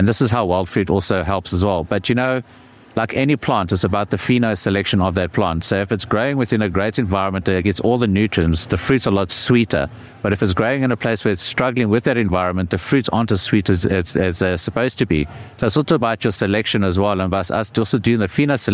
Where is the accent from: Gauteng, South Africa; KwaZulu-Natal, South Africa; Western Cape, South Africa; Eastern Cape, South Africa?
Eastern Cape, South Africa; I grew up in the Eastern Cape.